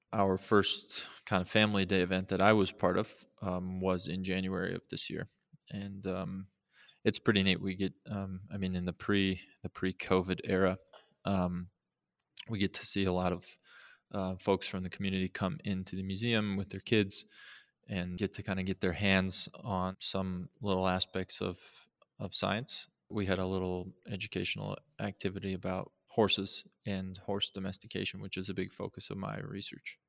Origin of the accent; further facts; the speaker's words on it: Montana, United States; I grew up in Montana